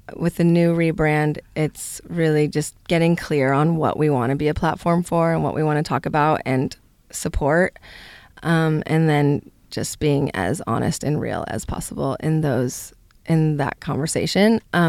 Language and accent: English; California, United States; I come from Northern California, so I grew up using CBD.